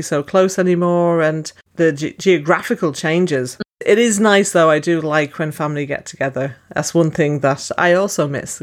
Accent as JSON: {"language": "English", "town": "Dublin", "region": "Leinster", "country": "Ireland", "tie": "born or raised there", "said": "growing up in Dublin"}